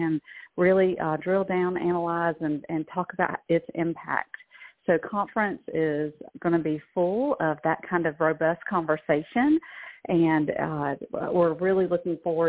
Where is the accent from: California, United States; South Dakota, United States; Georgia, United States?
Georgia, United States; moved away; this is a Georgia girl that's been transplanted